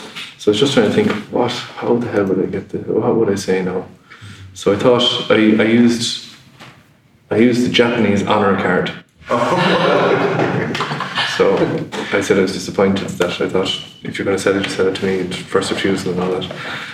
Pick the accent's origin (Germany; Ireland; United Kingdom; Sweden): Ireland; West Kerry, Munster; first language Irish; English is a second language; in West Kerry, there's a Gaeltacht there, an Irish-speaking area, which are from Irish, my first language.